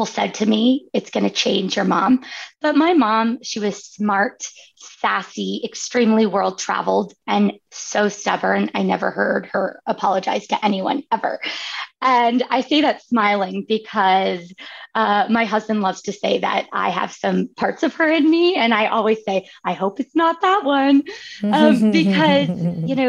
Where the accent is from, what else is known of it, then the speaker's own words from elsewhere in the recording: Northern California, United States; I grew up in Northern California where there's like stunning views of San Francisco